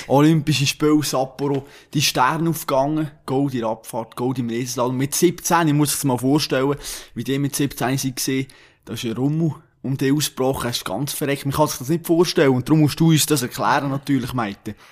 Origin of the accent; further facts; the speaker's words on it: Switzerland; wir Schweizer